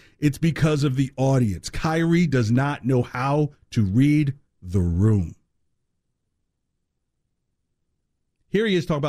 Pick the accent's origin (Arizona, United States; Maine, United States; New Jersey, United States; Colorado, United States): New Jersey, United States; East Orange; I know, because I'm from East Orange.